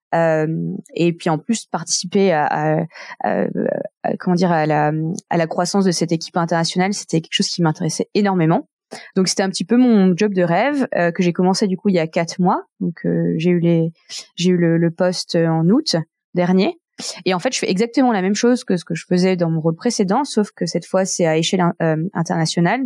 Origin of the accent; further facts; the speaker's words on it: Nantes, Pays de la Loire, France; moved away as an adult; now in Geneva, Switzerland; je suis née à Nantes euh, d'un père hongkongais et une mère française